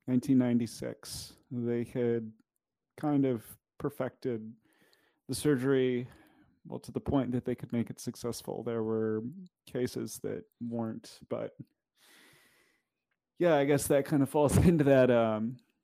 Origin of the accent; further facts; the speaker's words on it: Kitsap area, Washington, United States; where I grew up in the Kitsap area, it is a pretty heavily military area.